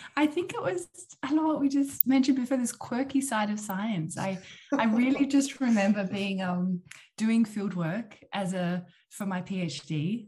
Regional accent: Tasmania, Australia; moved away as an adult; now in Netherlands; I'm from Tasmania, which is the island almost Antarctica at the bottom of Australia. And that's where I grew up.

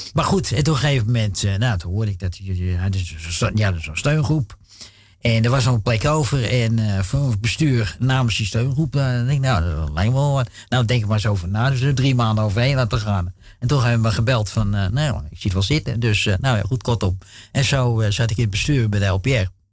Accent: Amsterdam, North Holland, Netherlands; was jaren zeventig. We woonden toen in uh, flat in Amsterdam-Noord, Dam.

